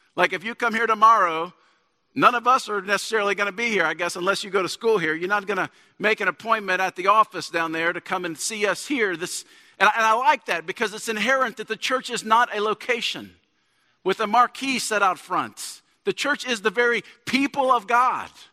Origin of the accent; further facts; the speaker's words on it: Shreveport, Louisiana, United States; also born or lived in Dallas; I'm from, I'm from Shreveport